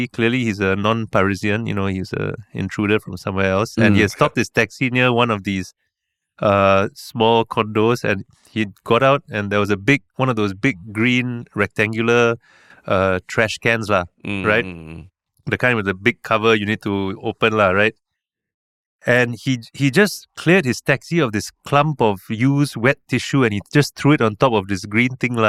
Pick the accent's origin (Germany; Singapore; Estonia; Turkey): Singapore; born there; I was born in 1977 in Kandang Karabau Hospital.